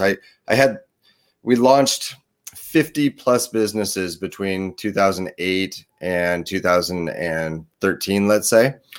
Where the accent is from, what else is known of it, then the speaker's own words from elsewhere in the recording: Portland, Oregon, United States; also born or lived in Chattanooga, Tennessee / Beaverton, Oregon; I grew up in the, the Portland, Oregon, Beaverton, Oregon area